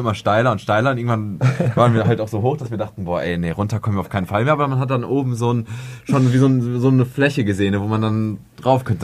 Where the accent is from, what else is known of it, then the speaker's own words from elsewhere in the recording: Wenden, North Rhine-Westphalia, Germany; Wir kommen aus äh, Wenden im Sauerland, am oh, Arsch der Welt